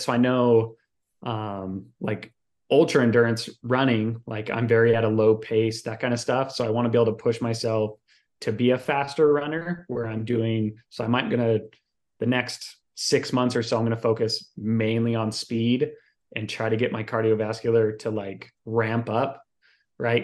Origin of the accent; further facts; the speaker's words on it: Salt Lake City, Utah, United States; moved away; I'm originally from Salt Lake City, Utah